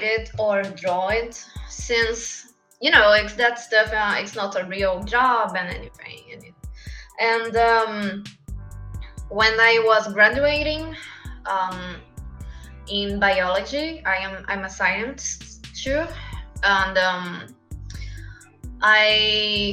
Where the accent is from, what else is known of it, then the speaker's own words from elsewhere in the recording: São Paulo, Brazil; English is a second language; I'm from Brazil, São Paulo